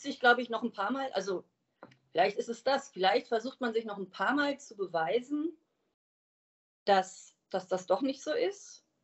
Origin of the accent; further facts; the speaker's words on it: Wiesbaden, Hesse, Germany; ich komme aus Wiesbaden